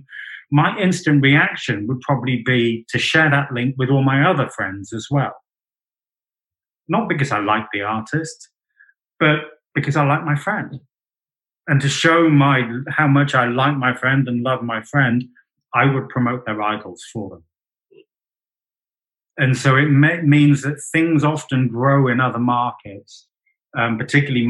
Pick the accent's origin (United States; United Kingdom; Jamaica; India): United Kingdom; I'm British